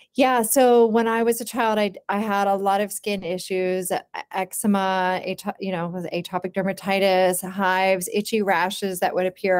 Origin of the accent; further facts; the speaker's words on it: Charlottesville, Virginia, United States; I was born in Charlottesville, Virginia, and I, I grew up on, uh, an organic farm